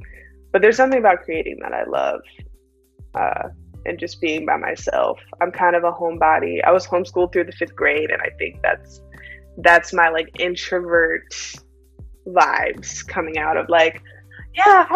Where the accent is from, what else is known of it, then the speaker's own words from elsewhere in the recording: Austin, Texas, United States; I grew up in Austin